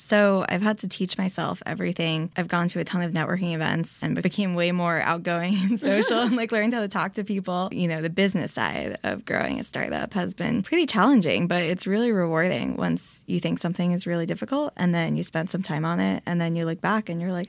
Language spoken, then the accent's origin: English; New York City, New York, United States; now in Santa Monica, United States; I am not from LA. I'm actually from Queens, New York, almost in Long Island.